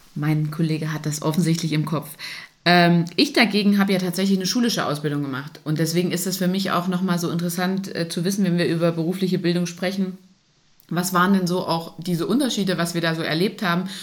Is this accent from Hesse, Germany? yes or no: no; Saxony-Anhalt, Germany; moved away; also born or lived in Thuringia; hier Thüringen, ich komme aus Sachsen-Anhalt